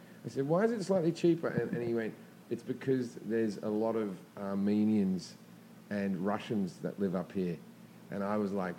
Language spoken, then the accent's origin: English; Australia; now in Los Angeles, United States; as an Australian